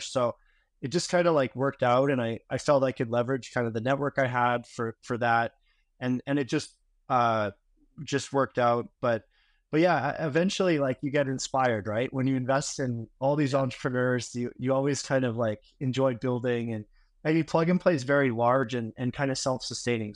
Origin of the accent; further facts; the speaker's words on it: Vancouver, British Columbia, Canada; moved away as an adult; I'm originally from Vancouver, Canada